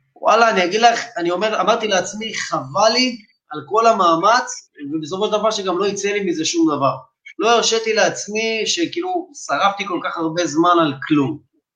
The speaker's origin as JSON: {"language": "Hebrew", "town": "Bat Yam", "region": "Tel Aviv District", "country": "Israel", "tie": "born or raised there", "said": "אני בן 28, מבת ים, בת ים ימי בנשמה, נולדתי פה, גדלתי פה"}